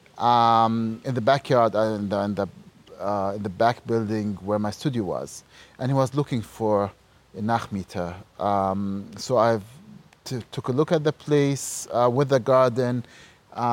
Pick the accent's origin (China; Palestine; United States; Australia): Palestine; Ramallah, West Bank; moved away as an adult; also born or lived in Halle, Germany; now in Berlin, Germany; I grew up in Ramallah in Palestine